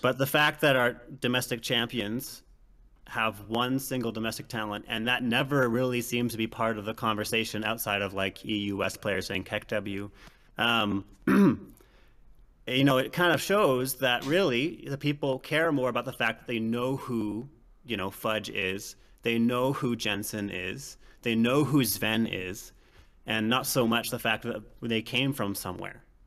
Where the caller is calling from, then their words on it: Calgary, Alberta, Canada; Calling from Calgary, Alberta